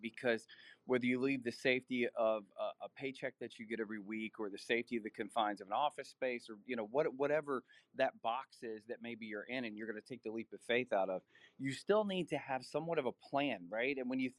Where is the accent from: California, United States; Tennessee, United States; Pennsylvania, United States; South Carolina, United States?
Tennessee, United States; Nashville; were like a military family moving around. So we were in different areas, but for the most part, I grew up in the Nashville area.